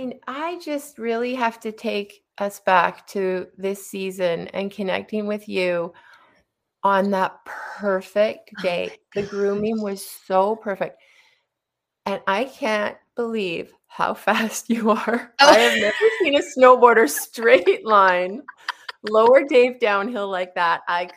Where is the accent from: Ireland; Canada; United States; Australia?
Canada; Whistler, British Columbia; So that was above our fireplace, as you probably remember, growing up in Alpine.